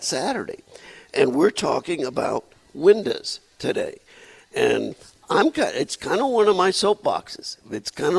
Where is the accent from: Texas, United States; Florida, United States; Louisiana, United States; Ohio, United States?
Louisiana, United States; Cajun; accent: Cajun; now in Arizona, United States; I got the Cajun inflection on the word window